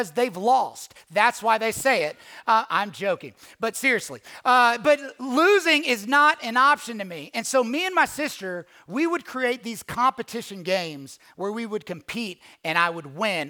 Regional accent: Louisville, Kentucky, United States; moved away as an adult; now in Atlanta, United States; Born and raised in Louisville, Kentucky

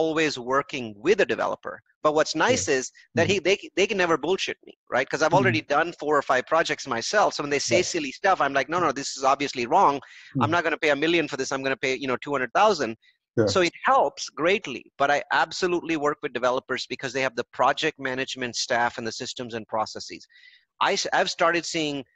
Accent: India; I'm an Indian

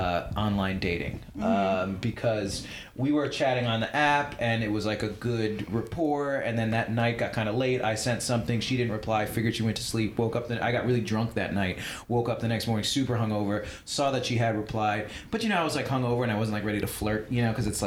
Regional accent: Long Island, New York, United States; From Long Island. We're both from Long Island.

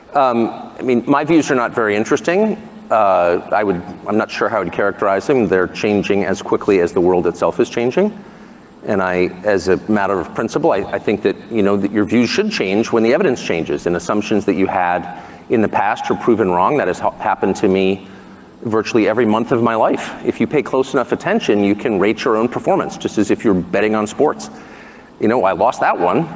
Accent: United States; the America that I grew up

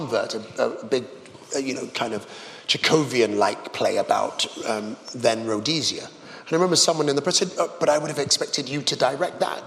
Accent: England, United Kingdom; as an Englishman

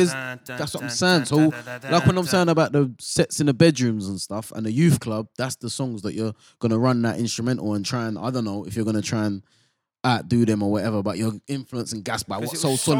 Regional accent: England, United Kingdom; We're from England, so we've all grown up to jungle and garage, and it's a certain speed.

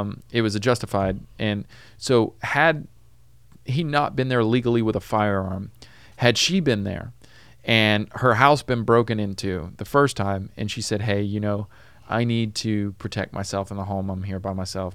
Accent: Tennessee, United States; now in Los Angeles, United States; I'm from Tennessee.

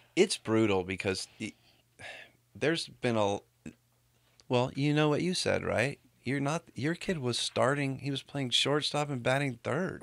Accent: Walnut, California, United States; I grew up in Walnut right by Pomona

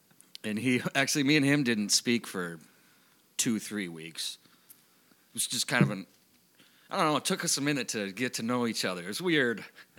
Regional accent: Burnsville, Minnesota, United States; grew up in Burnsville.

